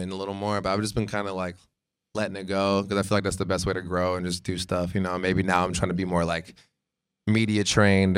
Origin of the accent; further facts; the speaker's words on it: Escondido, California, United States; I'm from Escondido High